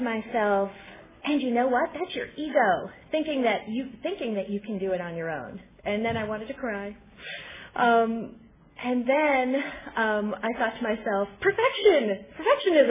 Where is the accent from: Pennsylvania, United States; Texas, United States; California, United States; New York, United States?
New York, United States; Albany; now in Los Angeles, United States; I live in LA right now, and I'm from Albany, New York